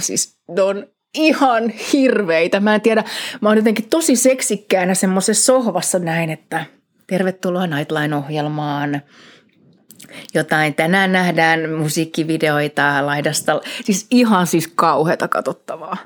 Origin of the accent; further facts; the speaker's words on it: Helsinki, Uusimaa, Finland; moved away as an adult; Helsingissä Kannelmäestä kotoisin kuule getosta.